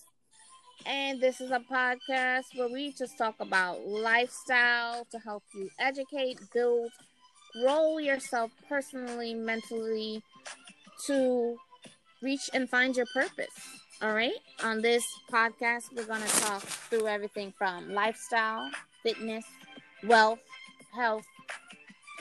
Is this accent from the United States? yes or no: yes; New York, United States; we're both from New York